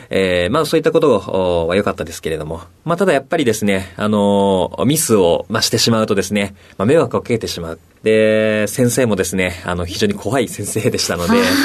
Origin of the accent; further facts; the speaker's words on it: Yokohama, Kanagawa, Japan; 神奈川県横浜市です